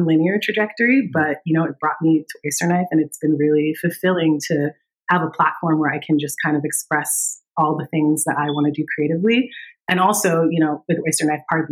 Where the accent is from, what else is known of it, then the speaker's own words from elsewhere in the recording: Danbury, Connecticut, United States; moved away as an adult; now in Bay Area, United States; I grew up in Connecticut in a suburb outside of New York City called Danbury